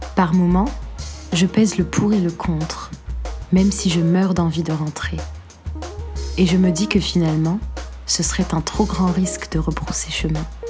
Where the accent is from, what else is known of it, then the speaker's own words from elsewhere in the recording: Algeria; moved away as an adult; j'écrirai pour ma douce Algérie